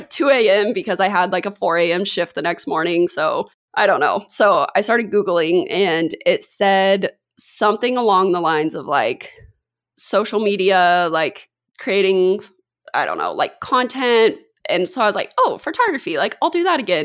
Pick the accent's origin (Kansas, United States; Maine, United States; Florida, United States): Kansas, United States; moved away as an adult; now in San Diego, United States; I grew up in Kansas